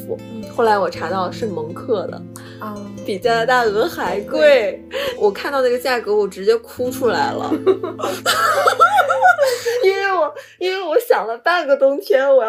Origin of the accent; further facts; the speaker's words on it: Jilin, China; 我们都是吉林人啊，然后所以就基因比较相似嘛。